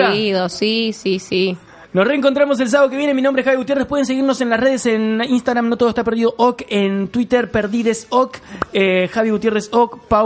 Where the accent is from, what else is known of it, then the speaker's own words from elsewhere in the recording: Santa Fe, Argentina; No, no, no. No, yo soy de Santa Fe.